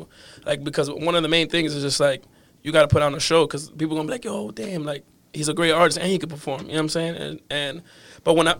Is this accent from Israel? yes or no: no; New York, United States; also born or lived in Miami, United States / Santiago, Dominican Republic; now in Boston, United States; I was born in New York, lived in Miami.